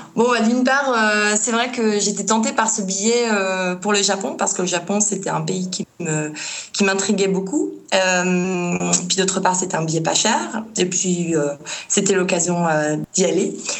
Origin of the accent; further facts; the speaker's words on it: Paris, Île-de-France, France; moved away as an adult; also born or lived in Norway / Japan; je suis parisienne, je suis née, j'ai grandi à Paris